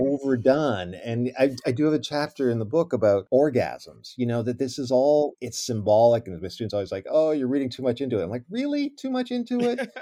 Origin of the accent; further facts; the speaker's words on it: Ontario, Canada; now in United States; that wasn't my experience growing up in Ontario